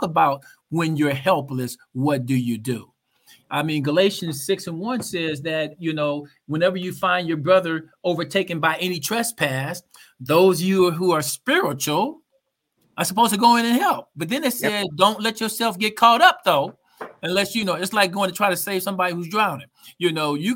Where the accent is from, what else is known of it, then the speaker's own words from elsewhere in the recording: Oakland, California, United States; I grew up in Oakland